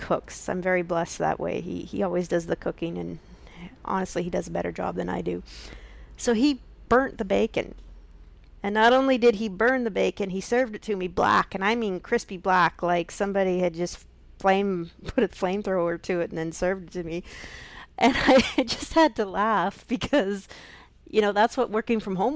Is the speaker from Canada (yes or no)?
yes; Canada; accent: Canadian; also born or lived in Alberta, Canada / Saskatchewan, Canada; my roots are in Canada, if you can tell from my accent.